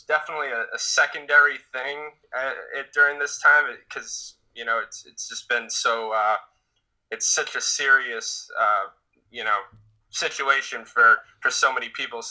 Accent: Saugus, Massachusetts, United States; I'm from Saugus, Massachusetts, just outside of Boston.

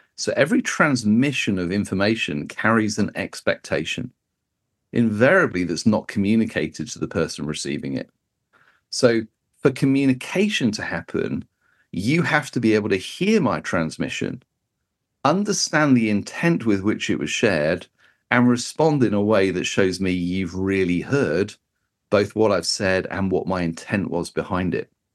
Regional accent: United Kingdom; as a Brit

